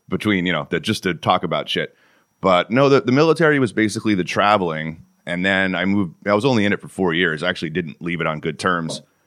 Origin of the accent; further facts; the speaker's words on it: Connecticut, United States; moved away as an adult; also born or lived in Florida / Southern California / Oklahoma / Texas; Born and raised in Connecticut